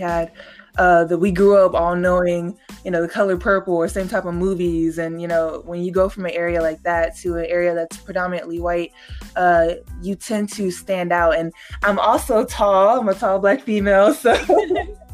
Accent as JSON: {"language": "English", "town": "Gary", "region": "Indiana", "country": "United States", "tie": "born or raised there", "moved": "as an adult", "said": "I grew up in Gary"}